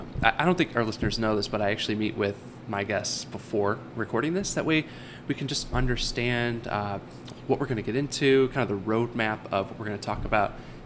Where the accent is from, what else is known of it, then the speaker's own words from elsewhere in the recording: Leroy Township, Ohio, United States; I grew up in Leroy Township, so I knew of Chardon.